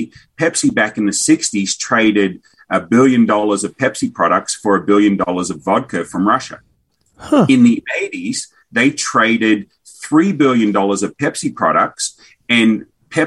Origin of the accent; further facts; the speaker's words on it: Australia; also born or lived in Kansas / Kentucky; now in Tennessee, United States; Australian by birth, American by choice